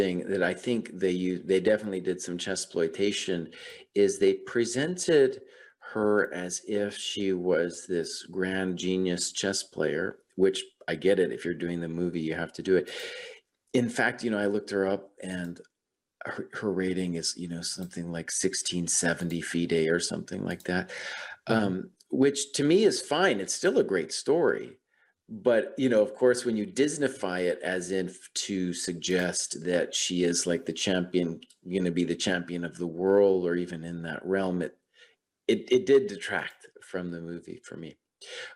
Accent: New Mexico, United States; also born or lived in West Coast; now in Baltimore, United States; I grew up in New Mexico and then spent some time on the West Coast.

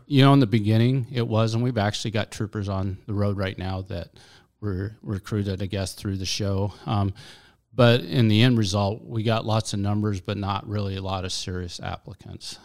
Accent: Alaska, United States; I've lived in Alaska all my life

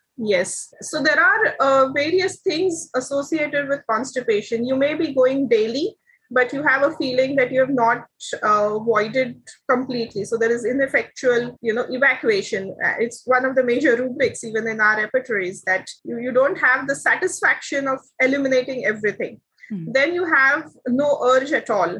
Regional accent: India; now in Taiwan; I am an Indian.

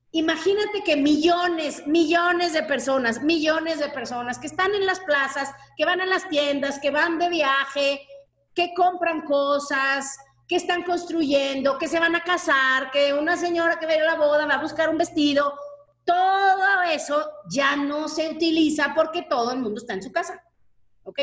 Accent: Mexico; como buena mexicana

